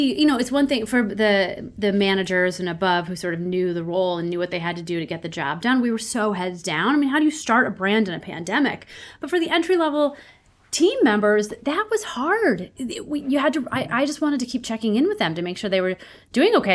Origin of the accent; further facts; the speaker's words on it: St. Louis, Missouri, United States; moved away as an adult; also born or lived in Ohio / New York City; now in Los Angeles, United States; I grew up in Saint Louis, Missouri